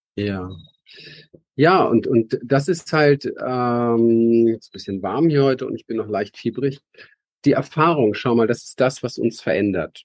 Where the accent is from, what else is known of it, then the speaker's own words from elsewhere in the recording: Berlin, Germany; ich bin aufgewachsen in Berlin